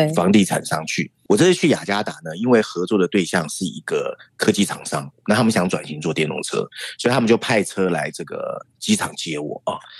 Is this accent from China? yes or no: no; Taiwan; 我们台湾人很好吃嘛